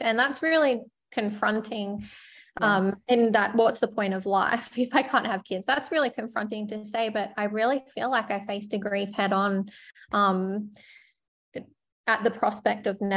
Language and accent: English; Sunshine Coast, Queensland, Australia; I grew up on the Sunshine Coast and it's probably a small country town by the sea at that point.